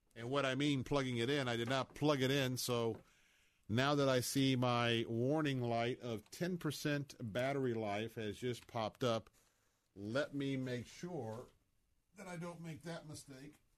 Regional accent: Tampa, Florida, United States; I was born and raised right here in Tampa, Florida

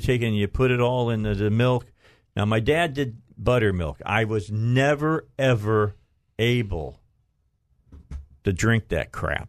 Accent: Northwest Indiana, United States; moved away as an adult; now in Arkansas, United States; I'm from Northwest Indiana

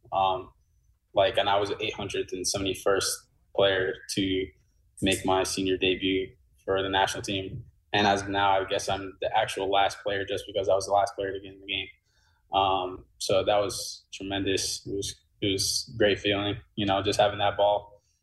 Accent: New Jersey, United States; now in St. Louis, United States; I'm from Jersey

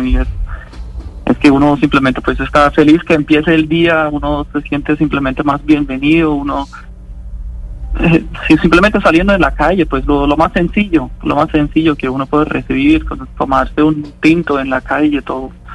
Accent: Bielefeld, North Rhine-Westphalia, Germany; moved away as an adult; now in Bucaramanga, Colombia; Yo me encuentro en Bielefeld, en Alemania, la ciudad donde yo nací y crecí, donde viven mis papás.

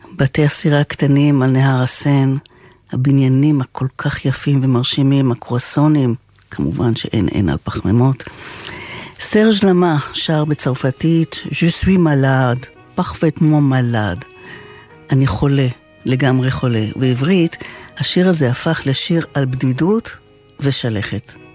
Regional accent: Israel; אני ישראלית מלידה

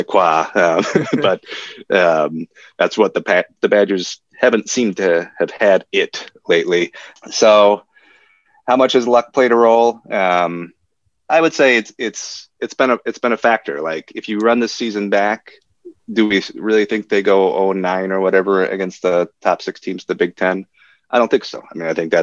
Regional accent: Madison, Wisconsin, United States; moved away as an adult; I grew up in Madison and I went to Madison for college. So I lived there for the first 23 years of my life or so

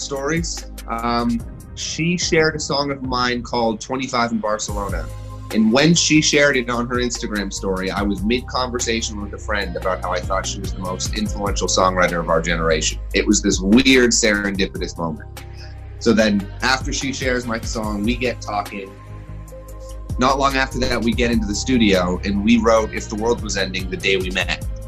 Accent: Toronto, Ontario, Canada; moved away as an adult; now in Los Angeles, United States; I grew up in Canada. I'm from Toronto

